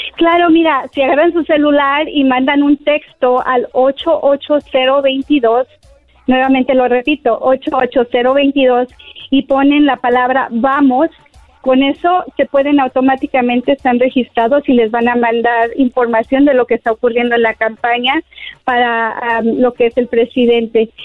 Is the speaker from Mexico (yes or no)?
yes; Mexico; yo soy hispana y mexicana y amo mi cultura